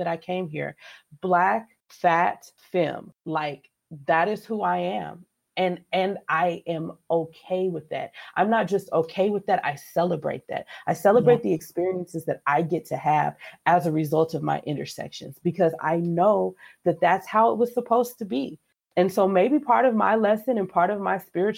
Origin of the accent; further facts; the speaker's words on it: San Diego, California, United States; I grew up in California. I grew up in San Diego